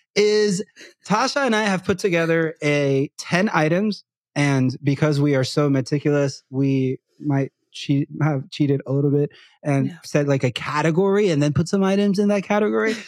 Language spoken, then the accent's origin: English; Puerto Rico; first language Spanish; English is a second language; moved away; Growing up in Puerto Rico as a person that speaks Spanish mostly and not English from a very young age